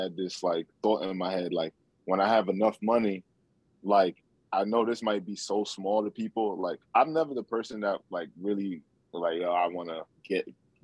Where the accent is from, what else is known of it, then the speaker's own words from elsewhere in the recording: Nigeria; Just being Nigerian. If you're around other Nigerians, you know, it's always a great, it's always love, it's always family.